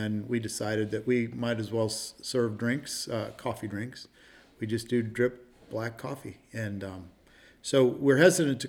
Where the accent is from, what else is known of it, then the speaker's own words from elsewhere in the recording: Ashland, Ohio, United States; this is the only place I grew up